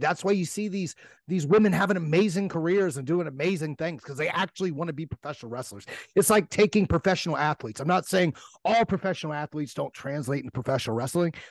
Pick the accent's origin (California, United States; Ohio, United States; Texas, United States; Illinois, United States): Ohio, United States; I'm from Ohio. We got a different a, a whole different jargon over here